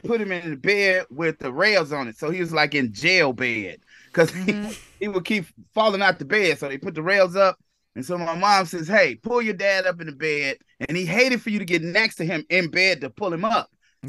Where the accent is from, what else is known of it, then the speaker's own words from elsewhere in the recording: Inglewood, California, United States; No, I'm from Inglewood. My parents still live in Inglewood.